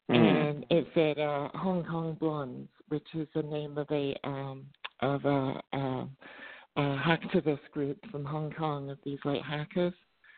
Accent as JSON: {"language": "English", "region": "England", "country": "United Kingdom", "tie": "born or raised there", "also_born_or_lived": "Middle East", "said": "because I grew up in the Middle East and then I grew up in England as a teenager."}